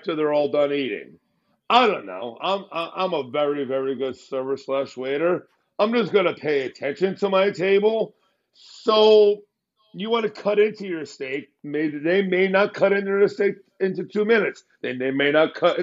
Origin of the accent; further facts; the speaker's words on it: New Jersey, United States; I'm from New Jersey